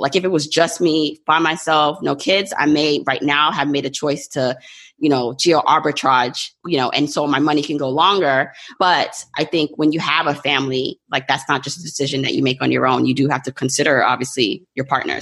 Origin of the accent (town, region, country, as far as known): New York, United States; born or raised there; also born or lived in Jamaica